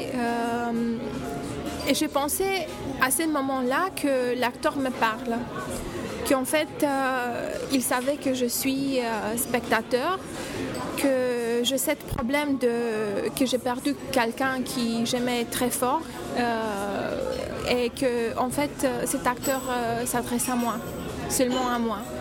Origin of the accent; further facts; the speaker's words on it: Romania; French is a second language; moved away as an adult; also born or lived in Bucharest; now in Paris, France; je viens de Roumanie.